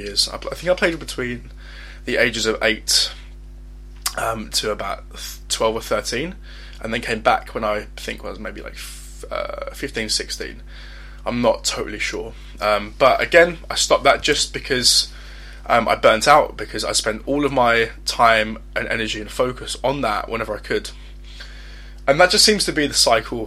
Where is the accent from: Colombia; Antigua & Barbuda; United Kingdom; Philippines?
United Kingdom; Essex, East of England; I'm 21 years old, and I'm from Essex.